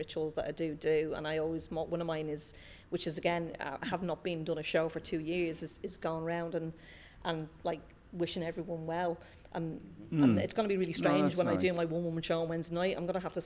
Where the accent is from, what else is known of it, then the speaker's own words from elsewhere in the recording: Dublin, Leinster, Ireland; I'm not from Cork, I'm from Dublin